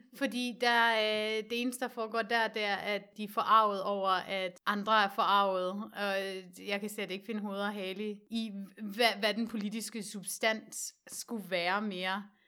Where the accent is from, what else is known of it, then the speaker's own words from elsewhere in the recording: West Jutland, Central Denmark Region, Denmark; nu er jeg jo fra Vestjylland